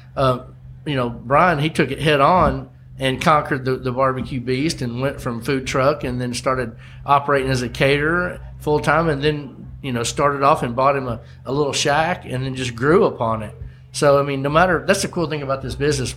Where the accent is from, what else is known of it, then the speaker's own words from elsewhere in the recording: Olive Branch, Mississippi, United States; my hometown in olive branch mississippi